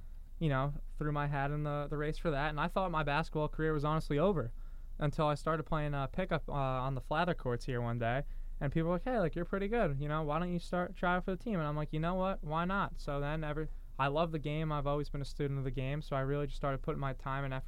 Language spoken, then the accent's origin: English; Spring Lake, New Jersey, United States; moved away as an adult; now in Washington, D.C., United States; I'm from Spring Lake, New Jersey. It's right on the beach